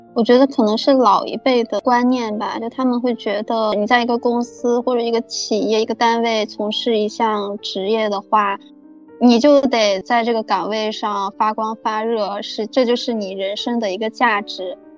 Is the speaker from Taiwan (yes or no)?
no; southern China, China; accent: southern; 明显听口音能听出来我是南方人